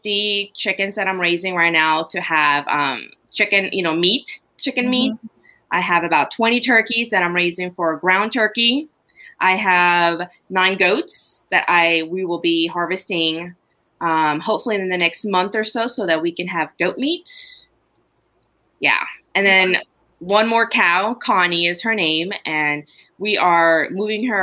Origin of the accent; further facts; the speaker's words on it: Honduras; now in United States; I was born and raised in Honduras